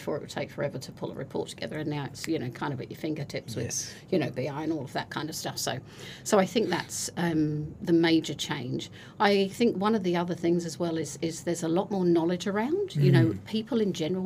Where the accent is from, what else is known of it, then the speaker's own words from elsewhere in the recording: United Kingdom; moved away as an adult; now in New Zealand; now don't live in my home country